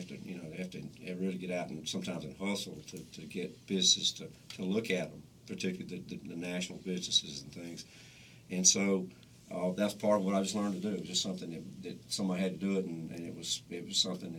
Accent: Newton, United States; I'm from Newton

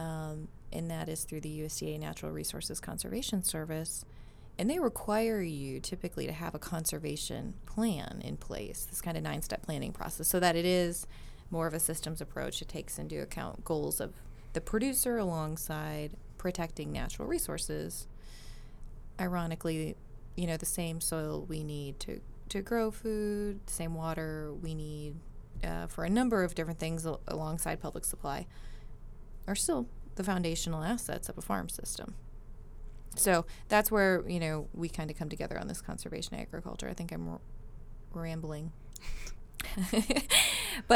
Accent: Minnesota, United States; moved away; I'm from Minnesota

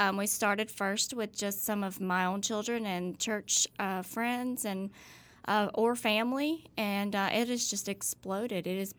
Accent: Starkville, Mississippi, United States; also born or lived in Walterboro, South Carolina; But hey, I was raised here.

